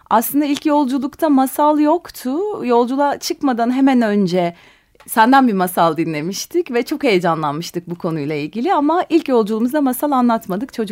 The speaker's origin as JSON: {"language": "Turkish", "town": "Ali Fuat Paşa", "region": "Sakarya", "country": "Turkey", "tie": "born or raised there", "said": "Sakarya'nın küçük bir kasabasında Ali Fuat Paşa'da doğdum büyüdüm. Üniversiteye gidene kadar oradaydım."}